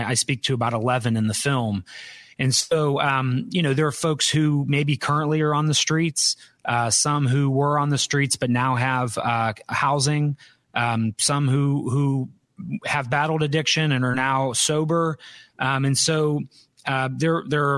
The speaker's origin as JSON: {"language": "English", "region": "Northeast Ohio", "country": "United States", "tie": "born or raised there", "also_born_or_lived": "North Carolina", "moved": "as an adult", "said": "I'm from Northeast Ohio"}